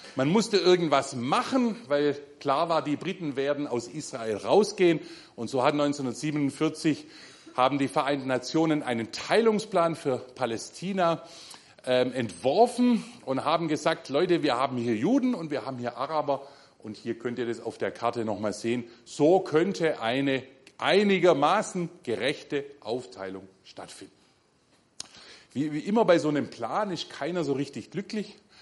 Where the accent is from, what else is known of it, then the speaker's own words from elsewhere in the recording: Germany; als Deutsche